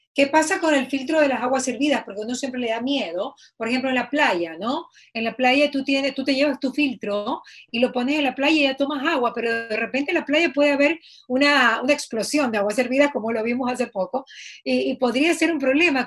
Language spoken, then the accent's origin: Spanish; Bahía de Caráquez, Manabí, Ecuador; yo soy de Bahía y el agua potable siempre ha sido una debilidad en Bahía